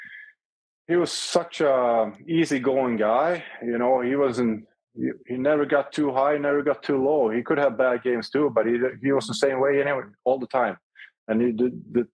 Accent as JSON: {"language": "English", "town": "Karlstad", "region": "Värmland", "country": "Sweden", "tie": "born or raised there", "also_born_or_lived": "Montreal / Toronto", "moved": "as an adult", "said": "I work as an instructor at a local high school here in my hometown, Karlstad"}